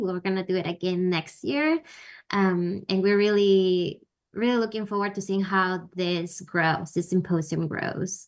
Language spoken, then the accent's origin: English; Peru; now in United States; I'm actually originally from Peru